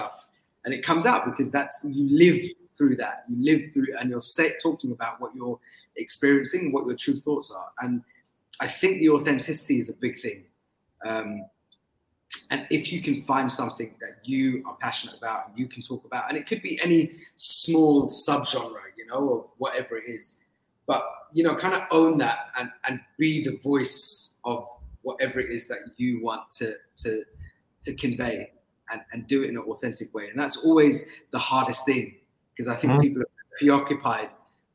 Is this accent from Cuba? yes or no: no; London, United Kingdom; I grew up in London, I was born in London and I lived a lot of my life in London